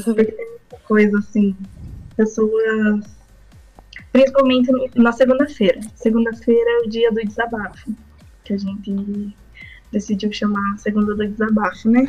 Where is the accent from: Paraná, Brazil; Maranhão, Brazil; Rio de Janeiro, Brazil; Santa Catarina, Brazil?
Paraná, Brazil; Curitiba; eu sou de Curitiba